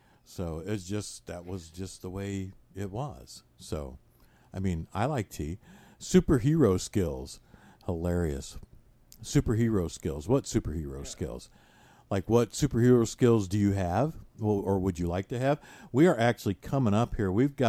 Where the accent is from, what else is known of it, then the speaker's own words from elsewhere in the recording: Michigan, United States; So I'm from Michigan. I say you guys.